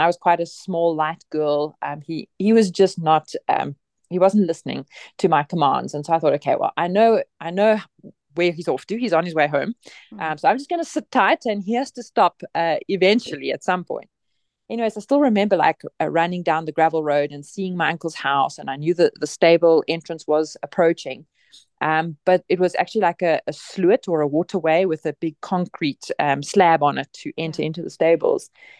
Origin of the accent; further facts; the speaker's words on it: Bloemfontein, Free State, South Africa; Well, I grew up in Bloemfontein, but not far from my mom's family farm in Colesberg.